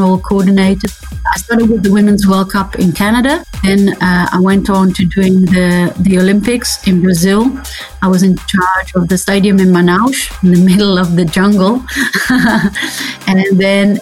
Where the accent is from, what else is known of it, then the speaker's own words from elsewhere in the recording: Netherlands; I'm from the Netherlands